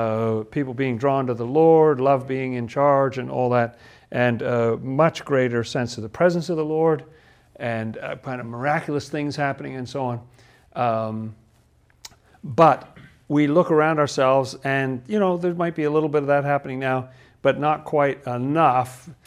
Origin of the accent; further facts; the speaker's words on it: England, United Kingdom; I grew up in England. I was a little British boy, wasn't I? And it was post-war England. I was born in 1956